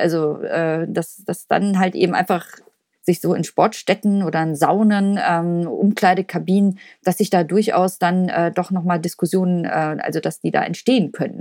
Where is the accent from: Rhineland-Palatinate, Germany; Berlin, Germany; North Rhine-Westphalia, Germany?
North Rhine-Westphalia, Germany; Cologne; als Kölner